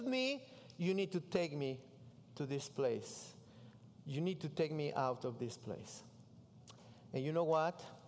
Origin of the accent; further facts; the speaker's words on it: Mexico City, Mexico; English is a second language; moved away as an adult; I grew up in Mexico City